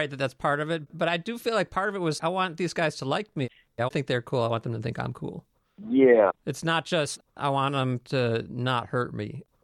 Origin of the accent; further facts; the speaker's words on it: Skokie, Illinois, United States; I didn't even know non-Jewish white people. So I was definitely insulated growing up in Skokie.